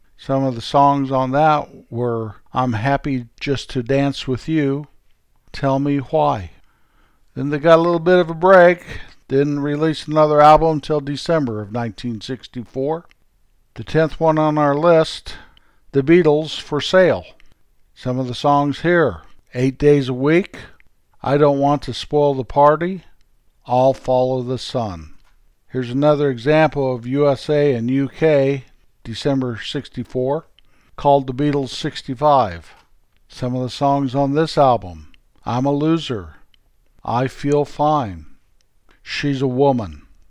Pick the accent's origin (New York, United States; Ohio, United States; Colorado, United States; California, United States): Colorado, United States; moved away; Back where I was raised in Colorado, from my parents' old house, you can see the Continental Divide